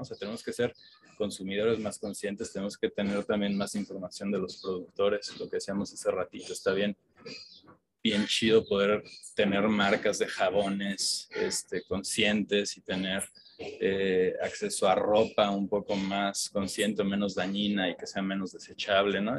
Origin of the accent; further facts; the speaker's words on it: Mexico; como mexicanos